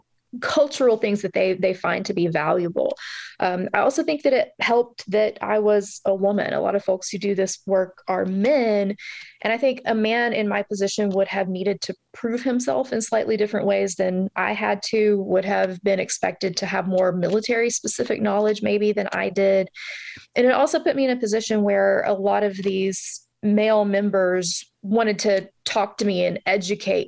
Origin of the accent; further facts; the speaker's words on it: Northeast Tennessee, United States; I'm from Northeast Tennessee, and I pulled out my accent maybe a little more heavily than it usually comes out